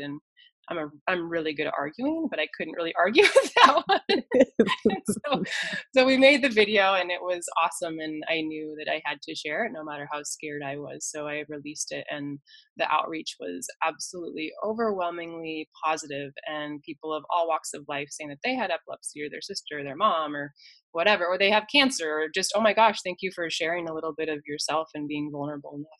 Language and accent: English; Colorado, United States; growing up in Colorado my whole life